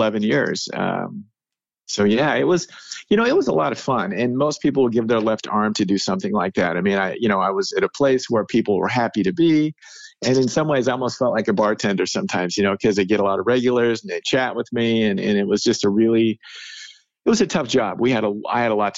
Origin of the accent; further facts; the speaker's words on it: Salem, United States; I grew up in Salem